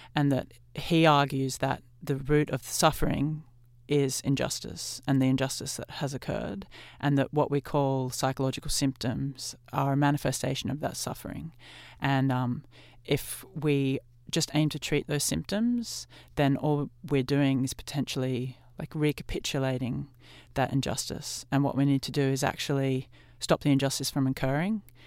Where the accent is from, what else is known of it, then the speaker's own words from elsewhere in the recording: Australia; as a white Australian who's grown up here